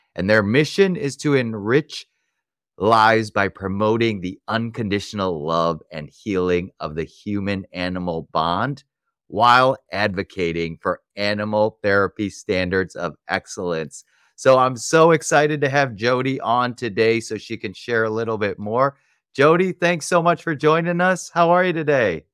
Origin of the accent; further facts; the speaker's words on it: Chicago, Illinois, United States; my hometown, Chicago